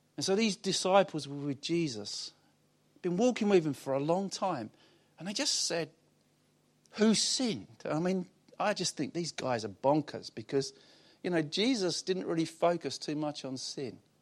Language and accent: English; Basildon, East of England, United Kingdom; also born or lived in Wickford; I'm from Basildon.